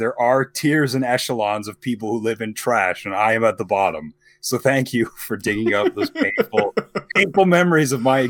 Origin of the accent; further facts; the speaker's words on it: Ireland; I am Irish.